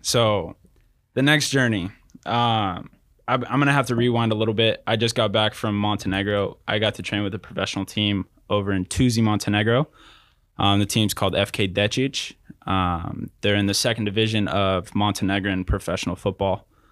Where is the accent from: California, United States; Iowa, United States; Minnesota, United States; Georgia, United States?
California, United States; Riverside; also born or lived in North Texas; born and raised in Riverside, California